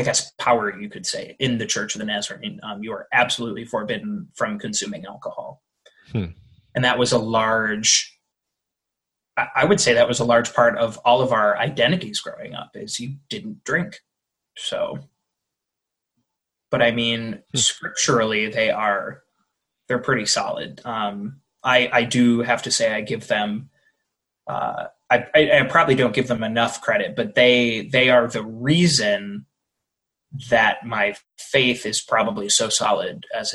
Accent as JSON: {"language": "English", "region": "Michigan", "country": "United States", "tie": "born or raised there", "also_born_or_lived": "Bourbonnais, Illinois", "lives_now": "Detroit, United States", "said": "I grew up in Michigan, probably just about an hour north of Detroit"}